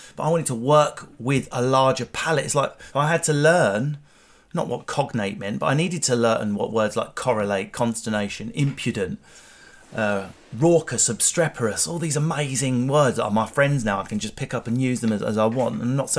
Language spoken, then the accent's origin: English; Enfield, London, United Kingdom; I spent a lot of my childhood in Enfield, so I'm sort of halfway up, halfway down.